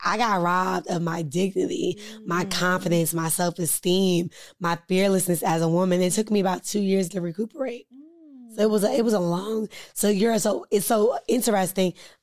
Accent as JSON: {"language": "English", "town": "Silver Spring", "region": "Maryland", "country": "United States", "tie": "born or raised there", "moved": "as an adult", "lives_now": "Washington, D.C., United States", "said": "I grew up in Silver Spring, Maryland"}